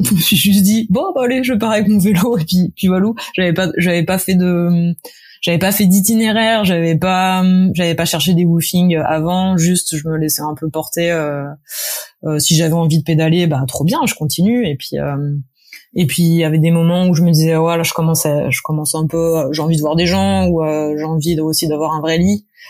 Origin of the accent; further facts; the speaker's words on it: Paris, Île-de-France, France; je suis née j'ai grandi à Paris